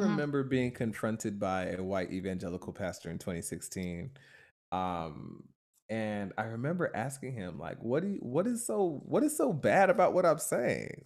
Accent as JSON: {"language": "English", "town": "Stone Mountain", "region": "Georgia", "country": "United States", "tie": "born or raised there", "said": "my church growing up in Stone Mountain, Georgia"}